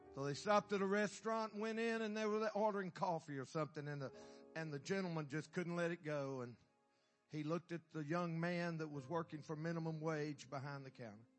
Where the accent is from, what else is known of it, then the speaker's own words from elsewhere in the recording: Carthage, Texas, United States; I'm from Texas, Carthage, Carthage, my hometown.